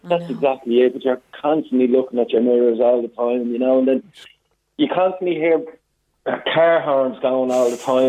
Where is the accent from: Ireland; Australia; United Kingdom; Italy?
Ireland; Swords, Leinster; Oh, we live out and down the beach, yeah. Oh, okay. We're originally from Swords